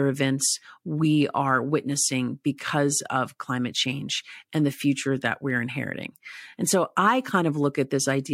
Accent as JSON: {"language": "English", "region": "East Tennessee", "country": "United States", "tie": "born or raised there", "said": "I grew up in East Tennessee, so I spent a lot of my early childhood hiking and camping near Great Smoky Mountain National Park"}